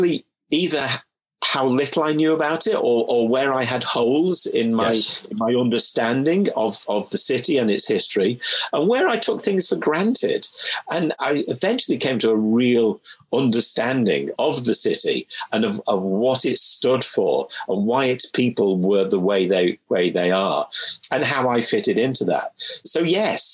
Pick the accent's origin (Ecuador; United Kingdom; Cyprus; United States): United Kingdom; Manchester, North West England; moved away as an adult; also born or lived in Mid-Cheshire; now in London, United Kingdom; I grew up through my formative years in Manchester